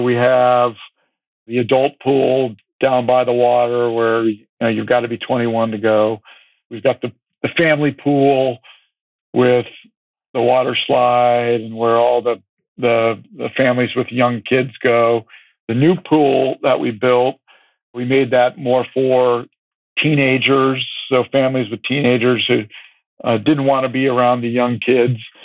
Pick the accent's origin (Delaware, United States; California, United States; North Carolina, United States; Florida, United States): California, United States; growing up in California